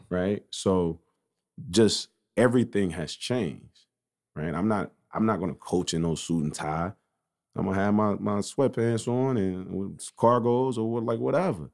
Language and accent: English; United States; I grew up on Elm Street right off twenty-third and Cook, East Side.